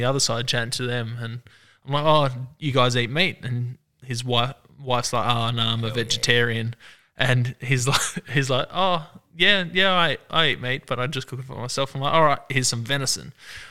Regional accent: Adelaide Hills, South Australia, Australia; I grew up in the Adelaide Hills, moved down with my wife to her house down in the suburbs

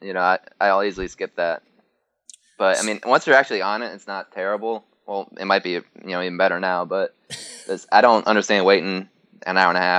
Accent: South Florida, United States; also born or lived in Orlando, Florida; now in Jacksonville, United States; I grew up in South Florida

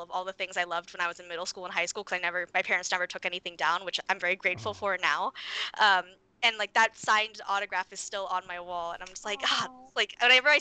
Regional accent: San Diego, California, United States; I'm from San Diego, and I grew up

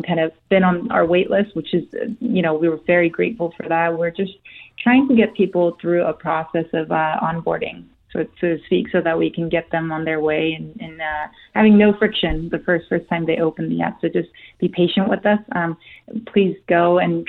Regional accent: South Korea; first language Korean; English is a second language; moved away; So I'm Korean. I was born in Korea. That's my native language.

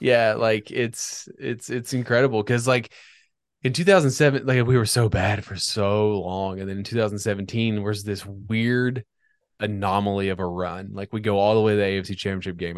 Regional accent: Northern Virginia, United States; I grew up in Northern Virginia

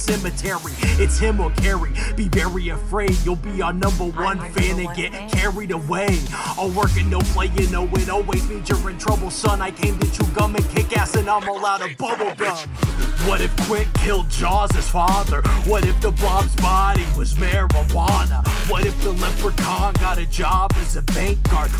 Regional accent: Bloomington, Indiana, United States; I'm from Bloomington

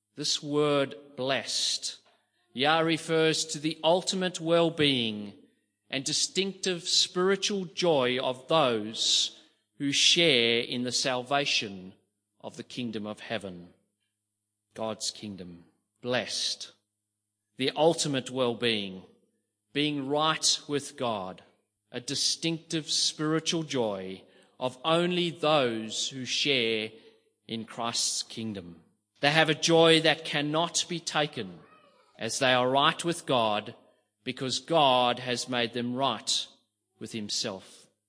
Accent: South Africa; growing up in South Africa, poverty was in my face every single

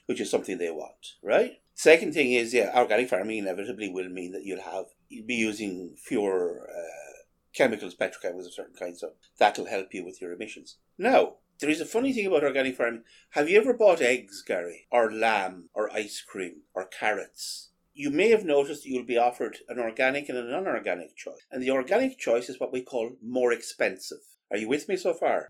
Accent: Ireland; an Irish Catholic

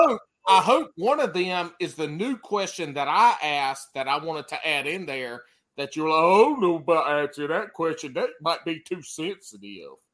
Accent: the Carolinas, United States; I'm from the Carolinas

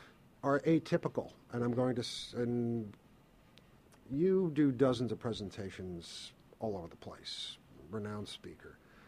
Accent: New York, United States; I'm from New York. I'm from the United States. I'm not used to small countries.

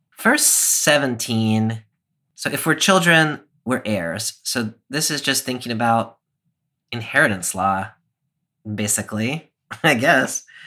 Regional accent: United States; as an American Christian

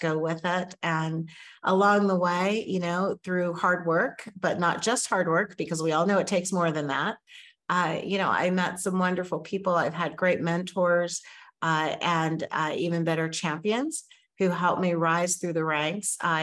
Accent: New Mexico, United States; moved away as an adult; also born or lived in Oakland, California / Washington, D.C. area; I grew up in New Mexico, and so I did go to college there.

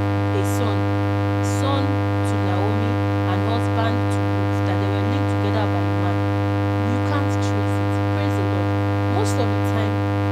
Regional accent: Nigeria; I'll use experience of being a Nigerian

